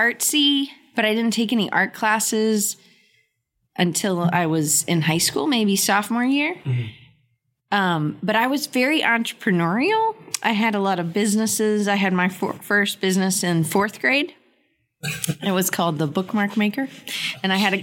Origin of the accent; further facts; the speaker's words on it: Atlanta, Georgia, United States; moved away as an adult; also born or lived in Auburn, Alabama; I grew up in Atlanta, northeast suburb called Dunwoody.